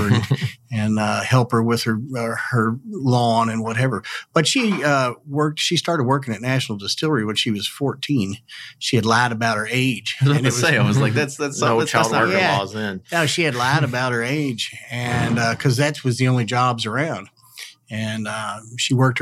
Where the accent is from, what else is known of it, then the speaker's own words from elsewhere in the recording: Louisville, Kentucky, United States; I grew up over in Crescent Hill, the Clifton area to be more precise, on Payne Street